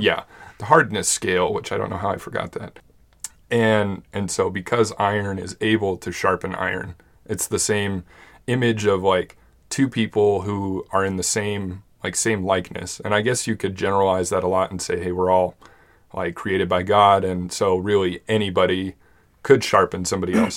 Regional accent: Monument, Colorado, United States; we grew up in Monument

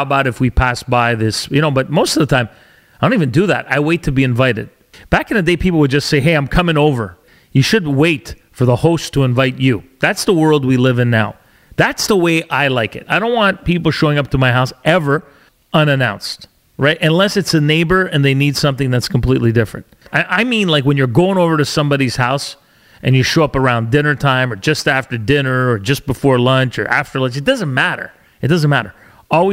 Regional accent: Canada; also born or lived in Alberta / Ontario / British Columbia; I'm a Canadian born to Italian parents

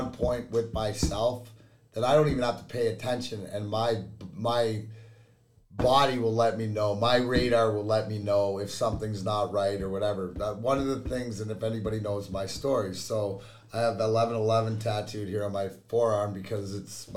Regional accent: Leamington, Ontario, Canada; now in Michigan, United States; Leamington, Ontario is where I grew up, which is give or take 10 minutes from the border

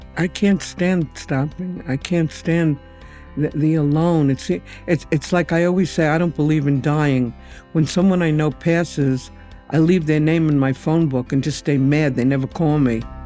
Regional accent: New York City, New York, United States; I'm a native New Yorker, and I lived near, grew up near the Yankee Stadium

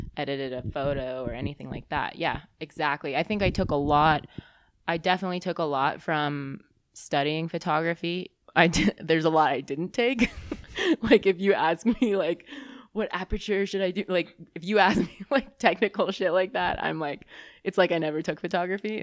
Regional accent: Bay Area, California, United States; also born or lived in Boston; I grew up in the Bay Area

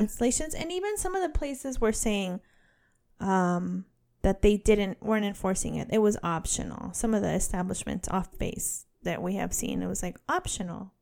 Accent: Northern California, United States; I'm from Northern California

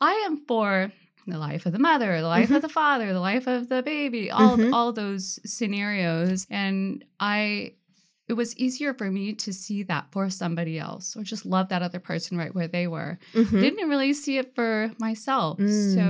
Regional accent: Tacoma, Washington, United States; I'm from Tacoma area, a little bit more south.

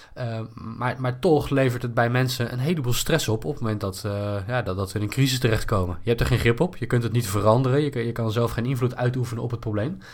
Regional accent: Netherlands; als Nederlander met een goed inkomen

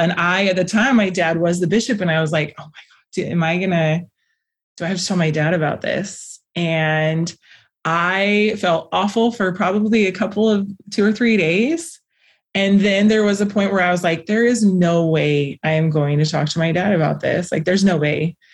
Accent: Las Vegas, Nevada, United States; I was born in Las Vegas

